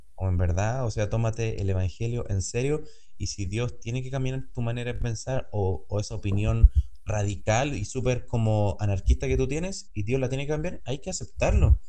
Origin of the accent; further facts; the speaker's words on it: Chile; yo hablo desde mi punto como chileno